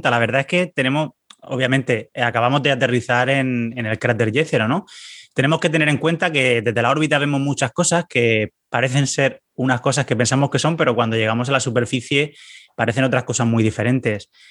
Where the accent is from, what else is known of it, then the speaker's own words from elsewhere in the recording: Valencian Community, Spain; casi, casi de Murcia. Estoy aquí a tres pueblos de la, región de Murcia, aunque pues soy valenciano